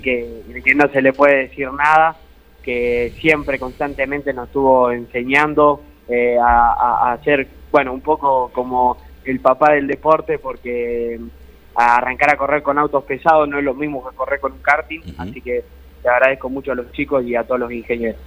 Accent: Guatimosín, Córdoba, Argentina; el pueblo, eh, aunque parezca mentira, somos 8 cuadras por 5. tenemos dos clubes

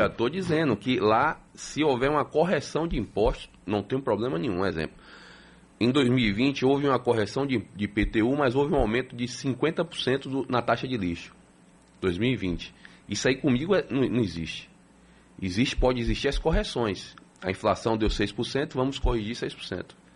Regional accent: Salvador, Bahia, Brazil; Nasci em Salvador. Sou soteropolitano nato

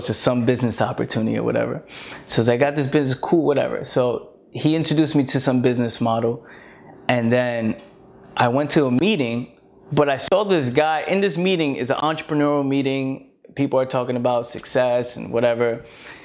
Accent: New York City, New York, United States; I was born in the Bronx, no opportunities around

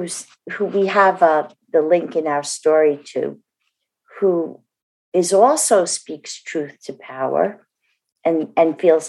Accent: New Jersey, United States; I'm from New Jersey, as our fan base probably knows.

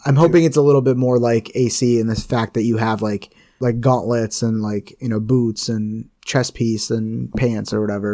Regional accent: India; I'm Indian

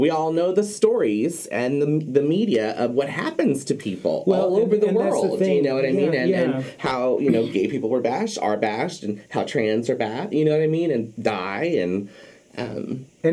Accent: Oakland, California, United States; I grew up in Oakland, California

